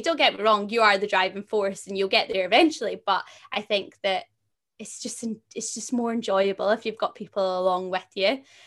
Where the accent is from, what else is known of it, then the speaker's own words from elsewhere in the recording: a little town just outside of Glasgow, Scotland, United Kingdom; I come from a little town just outside of Glasgow